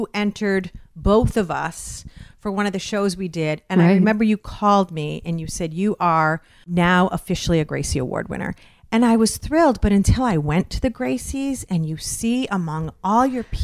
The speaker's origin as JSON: {"language": "English", "town": "Westfield", "region": "Massachusetts", "country": "United States", "tie": "born or raised there", "said": "I'm from Westfield, Massachusetts, Western Massachusetts."}